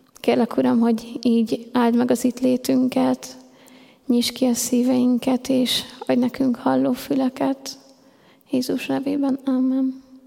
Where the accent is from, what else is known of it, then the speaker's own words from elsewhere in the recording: Hungary; én mindig is ebbe a gyülekezetbe jártam, itt nőttem fel, ide jártam 12 évig a Refibe